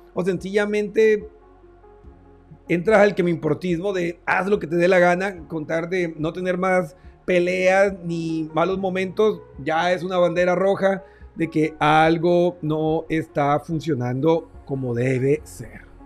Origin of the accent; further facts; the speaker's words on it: Barranquilla, Atlántico, Colombia; mi tierra hermosa Barranquilla